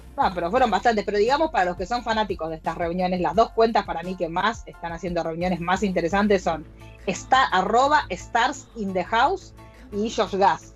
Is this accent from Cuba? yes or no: no; Argentina